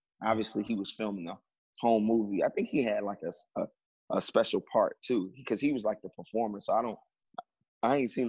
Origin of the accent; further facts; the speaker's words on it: Chicago, Illinois, United States; moved away as an adult; now in Los Angeles, United States; I told him I was from Chicago.